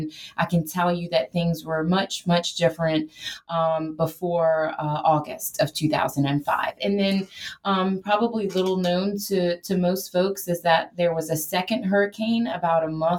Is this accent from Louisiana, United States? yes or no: yes; Houma, Louisiana, United States; I grew up here in South Louisiana, about an hour south of New Orleans. Yes, there is something, a place to live an hour south of New Orleans, in a little town called Houma. I grew up very, had a bayou in my front yard.